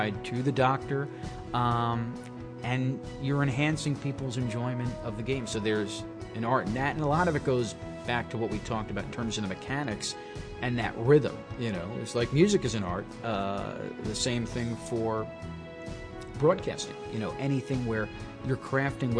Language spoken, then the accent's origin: English; Long Island, New York, United States; also born or lived in Binghamton; I started growing up in Long Island